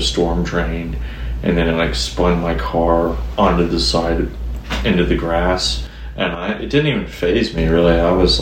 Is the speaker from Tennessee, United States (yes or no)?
yes; Chattanooga, Tennessee, United States; now in Nashville, United States; I grew up on Lookout Mountain